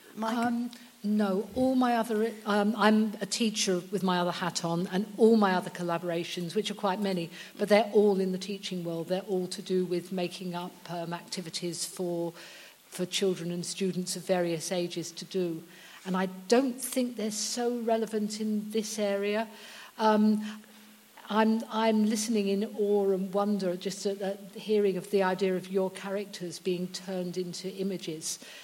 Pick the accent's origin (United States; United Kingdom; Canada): United Kingdom; I'm British